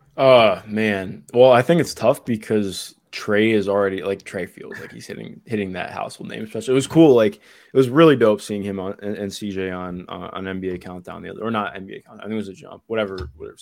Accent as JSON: {"language": "English", "region": "Ohio", "country": "United States", "said": "I'm from Ohio"}